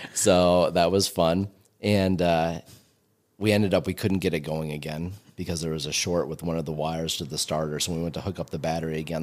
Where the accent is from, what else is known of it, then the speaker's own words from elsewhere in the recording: Willet, New York, United States; my hometown in Willett.